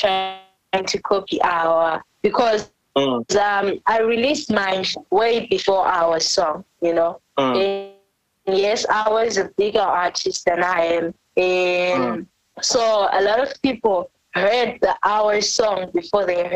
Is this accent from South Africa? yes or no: yes; South Africa; first language Ndebele; English is a second language; now in Bulawayo, Zimbabwe; the reason why I sing like this is because I was raised in South Africa.